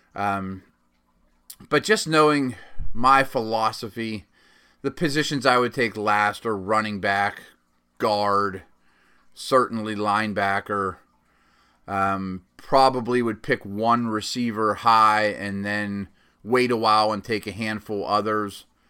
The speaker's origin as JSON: {"language": "English", "town": "Pittsburgh", "region": "Pennsylvania", "country": "United States", "tie": "born or raised there", "said": "my hometown Steelers"}